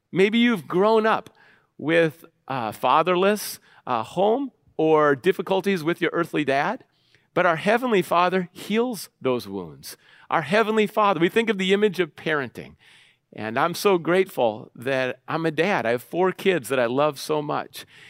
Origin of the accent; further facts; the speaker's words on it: Minneapolis, Minnesota, United States; I grew up in Minneapolis and Saint Paul, the Twin Cities, Minnesota